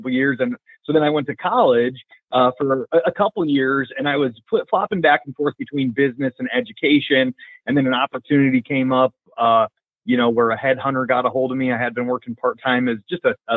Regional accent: Vinton, Iowa, United States; I'm from Vinton, Iowa

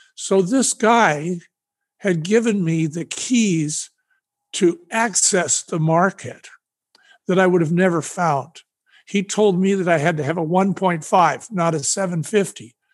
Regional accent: San Francisco, California, United States; also born or lived in Sonoma County, California; I'm from San Francisco, California

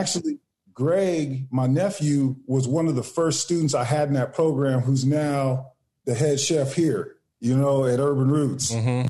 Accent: Woodland, California, United States; also born or lived in Sacramento, California; Yeah, I was actually raised in Woodland. I was born in Sac and raised in Woodland.

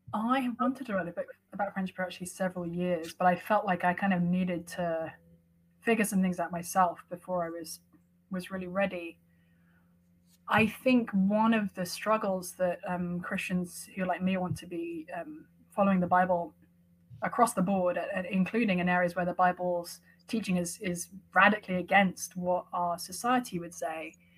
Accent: London, United Kingdom; moved away as an adult; now in Cambridge, Massachusetts, United States; I was raised mostly in London

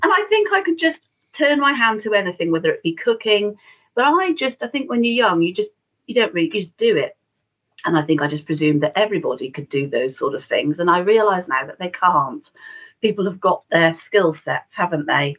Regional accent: Shrewsbury, West Midlands, United Kingdom; born or raised there

